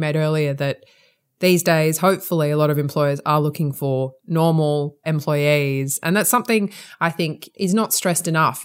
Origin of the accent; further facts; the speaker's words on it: Sydney, New South Wales, Australia; accent: Australian; moved away as an adult; now in England, United Kingdom; you probably can tell from my accent, mm. I'm Australian. I qualified as a lawyer in Sydney where where I'm from